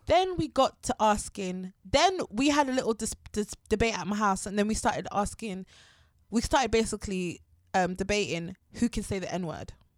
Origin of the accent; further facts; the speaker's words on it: Harrow, London, United Kingdom; I'm from Harrow